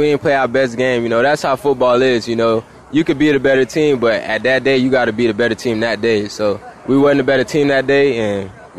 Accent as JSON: {"language": "English", "town": "Hollywood", "country": "United States", "tie": "born or raised there", "said": "Hollywood is where my hometown is"}